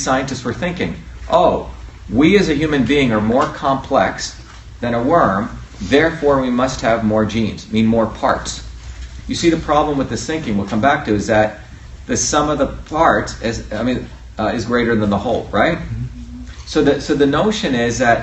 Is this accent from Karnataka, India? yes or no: no; Mumbai, Maharashtra, India; moved away; I grew up in India originally, in it's the city of Bombay, which is basically New York on steroids.